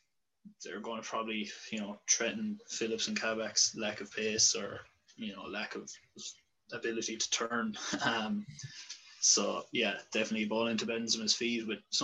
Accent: Ireland; being an Irishman

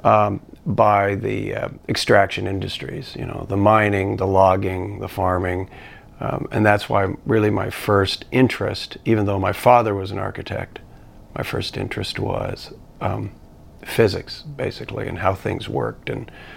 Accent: east side of Washington, United States; moved away; also born or lived in California; they moved to the Pacific Northwest, specifically on the east side of Washington, which is sort of right on the border with Idaho

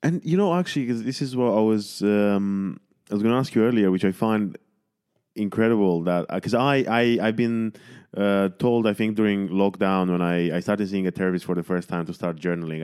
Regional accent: Romania; moved away; I was born in Romania

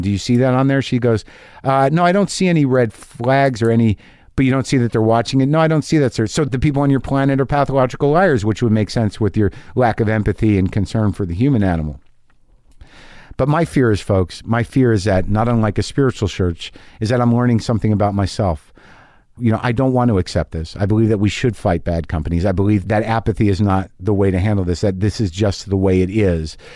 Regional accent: Albuquerque, New Mexico, United States; Albuquerque, New Mexico

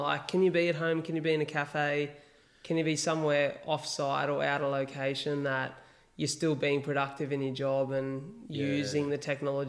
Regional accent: Wollongong, New South Wales, Australia; Wollongong. And they go, ah, country Victoria boy, eh? And I'm like, not at all. Not at all. You missed the mark there. Like, we're literally an hour south of Sydney.

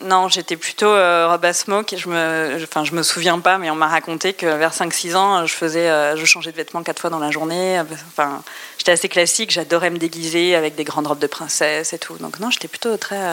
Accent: Brest, Brittany, France; Je suis née à Brest

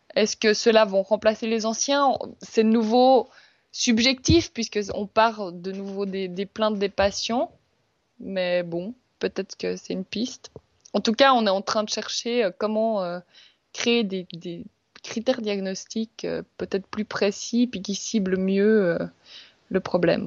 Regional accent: Switzerland; on est suisse

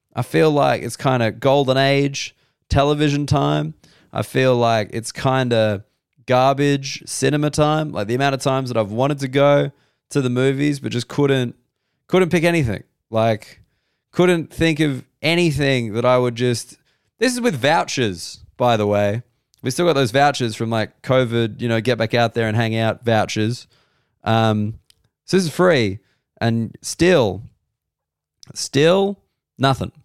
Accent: Sydney, New South Wales, Australia; Sydney's my hometown

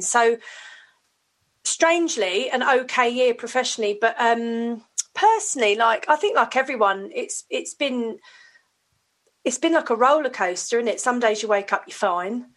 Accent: Hounslow, London, United Kingdom; I grew up in Hounslow in West London.

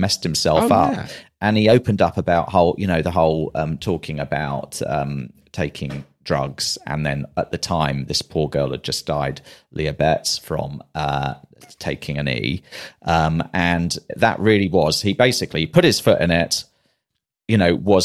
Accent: London, United Kingdom; also born or lived in Manchester; I was in London all of my life, other than when I was at Manchester at university.

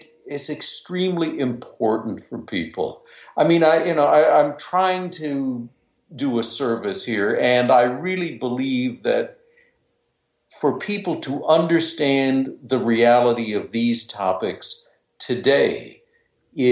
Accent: Vermillion, South Dakota, United States; moved away as an adult; also born or lived in New York; I was born and raised in South Dakota, Vermilion, South Dakota

